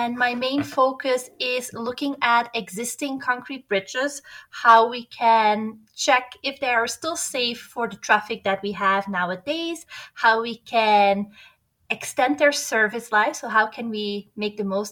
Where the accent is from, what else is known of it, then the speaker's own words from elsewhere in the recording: Belgium; moved away as an adult; also born or lived in Atlanta, United States / Netherlands; now in Quito, Ecuador; I'm originally from Belgium